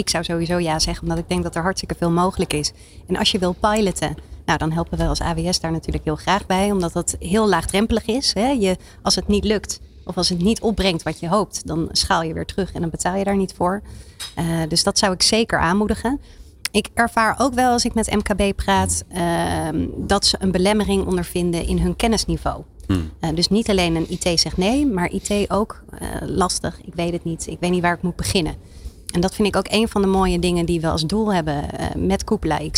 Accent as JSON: {"language": "Dutch", "town": "Haarlem", "region": "North Holland", "country": "Netherlands", "said": "Kijk, dus ik ben een Haarlemmer. Dus ik, eh, ja, ik vind het een fantastisch, iconisch gebouw."}